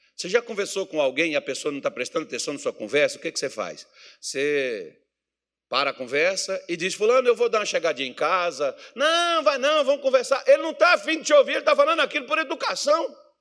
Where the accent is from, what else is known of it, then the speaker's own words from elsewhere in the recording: Brazil; nós somos brasileiros